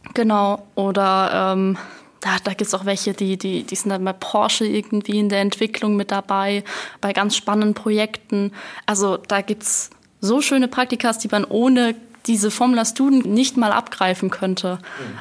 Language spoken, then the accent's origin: German; Rhineland-Palatinate, Germany; ich komme aus der Pfalz, also gerade über den Rhein rüber